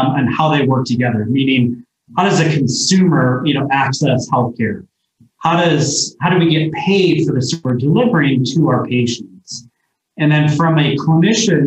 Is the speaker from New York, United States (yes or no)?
yes; Ithaca/Binghamton area, upstate New York, United States; moved away as an adult; now in Boulder, United States; I grew up in upstate New York, about an hour south of Syracuse, in the Ithaca, Binghamton area